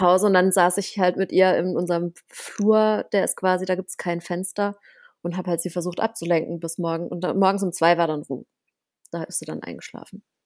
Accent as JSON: {"language": "German", "country": "Germany", "said": "bei uns in Deutschland"}